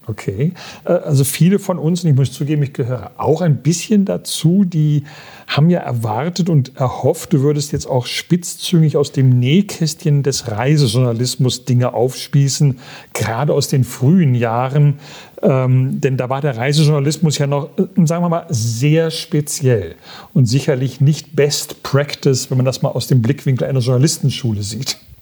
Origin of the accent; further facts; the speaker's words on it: Aachen, North Rhine-Westphalia, Germany; wir sind beide Öscherjong